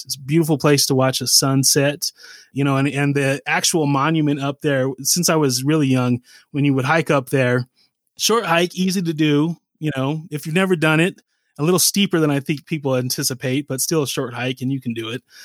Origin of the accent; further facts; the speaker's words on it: Salt Lake City, Utah, United States; also born or lived in Massachusetts; Growing up here